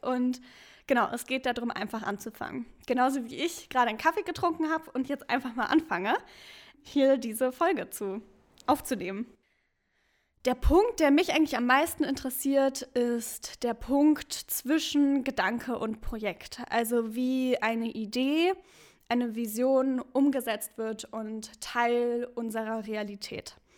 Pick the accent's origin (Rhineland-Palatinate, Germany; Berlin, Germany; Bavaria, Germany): Berlin, Germany; also born or lived in Halle; ich komme aus Berlin